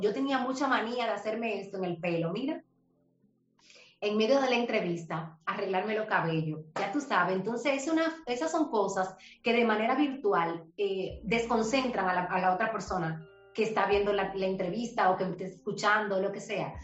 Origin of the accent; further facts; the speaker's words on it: Herrera, Buenos Aires, Distrito Nacional, Dominican Republic; Yo soy de un barrio, yo me crié en Herrera, nací en Herrera, en Buenos Aires